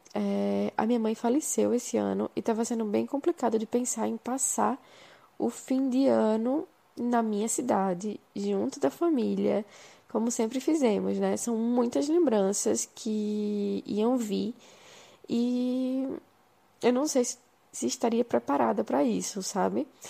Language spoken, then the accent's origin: Portuguese; João Pessoa, Paraíba, Brazil; moved away as an adult; also born or lived in Recife / Buenos Aires; now in São Paulo, Brazil; sou de João Pessoa e moro em São Paulo faz três anos